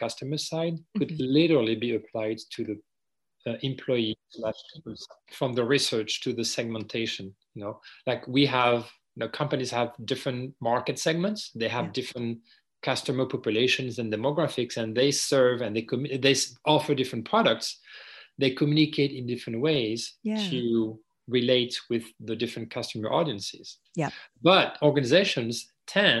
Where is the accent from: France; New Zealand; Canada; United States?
France; accent: French; English is a second language; moved away; I grew up in France, unless you know, if you didn't catch my accent